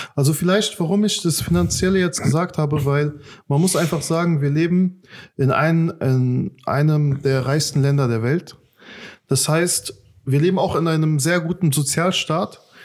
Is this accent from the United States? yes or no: no; Afghanistan; now in Germany; in meinem Herkunftsland ist sehr, sehr krasse Armut in Afghanistan.